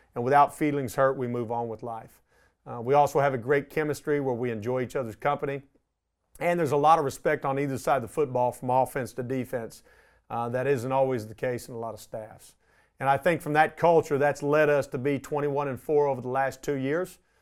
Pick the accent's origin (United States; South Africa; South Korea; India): United States; Arlington, Texas; I was born in Arlington, Texas. Um, I grew up here